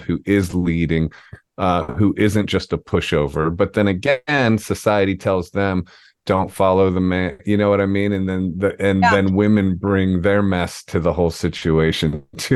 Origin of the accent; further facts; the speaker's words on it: Ohio, United States; moved away; also born or lived in Atlanta, Georgia; I grew up in Ohio and moved straight to Atlanta